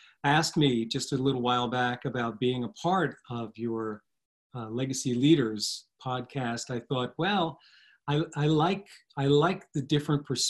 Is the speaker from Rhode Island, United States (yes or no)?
no; New Jersey, United States; I've always lived in the shadow of New York City and one of the suburbs, actually, in New Jersey